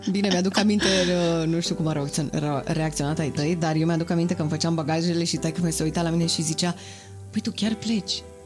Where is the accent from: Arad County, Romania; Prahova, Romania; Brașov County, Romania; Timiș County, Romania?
Brașov County, Romania; Brașov; moved away as an adult; now in Bucharest, Romania; La 18 ani eu am plecat din Brașov, m-am mutat singură în București